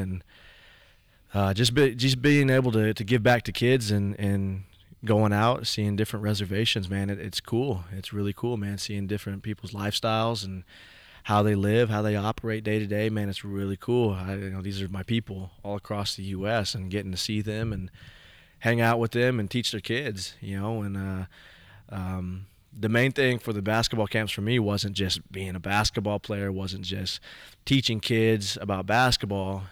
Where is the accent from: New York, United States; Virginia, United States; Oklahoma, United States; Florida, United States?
Oklahoma, United States; Stillwater; also born or lived in Pawnee, Oklahoma / Morrison, Oklahoma; growing up in Stillwater, I was one of probably five Indian kids in the whole school district